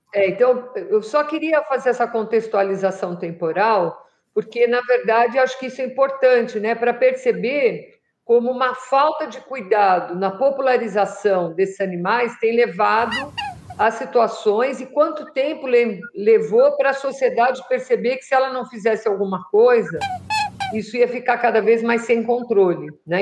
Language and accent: Portuguese; São Paulo, Brazil; now in Jundiaí, Brazil; eu morei em São Paulo até 74. 74 eu mudei aqui para Jundiaí, para o interior